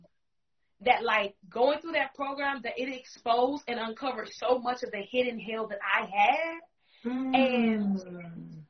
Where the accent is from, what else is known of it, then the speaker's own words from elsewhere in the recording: Milwaukee, Wisconsin, United States; Born and raised in the Milwaukee area of Wisconsin, 53206.